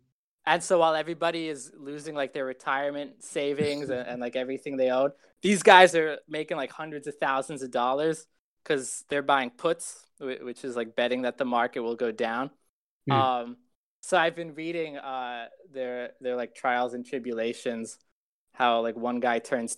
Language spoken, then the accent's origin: English; Israel; born there; I was born in Israel.